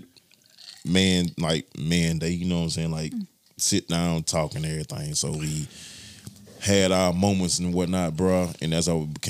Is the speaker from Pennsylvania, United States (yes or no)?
no; Montgomery, Alabama, United States; moved away; also born or lived in Tallahassee, Florida; I came from Alabama, Montgomery, Alabama.